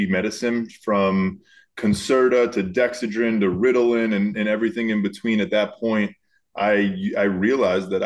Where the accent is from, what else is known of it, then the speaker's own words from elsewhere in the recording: Miami, Florida, United States; moved away as an adult; also born or lived in Boulder, Colorado / Los Angeles, California; born and raised in Miami. So South Florida is where it all started. 18 years there